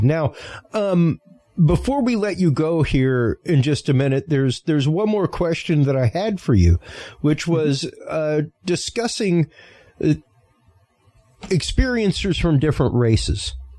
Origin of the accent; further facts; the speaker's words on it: Cajun, Louisiana, United States; I'm Cajun in my upbringing